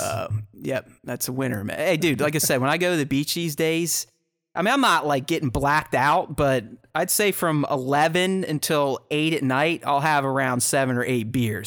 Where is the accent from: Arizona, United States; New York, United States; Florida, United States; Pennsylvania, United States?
Pennsylvania, United States; Pittsburgh; one of my very good buddies, we grew up together in Pittsburgh